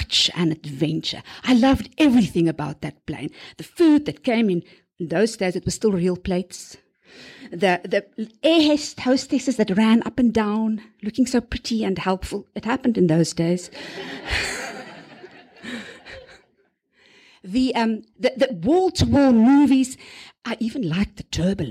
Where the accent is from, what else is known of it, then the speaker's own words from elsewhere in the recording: South Africa; I'm from South Africa. I was a teacher there too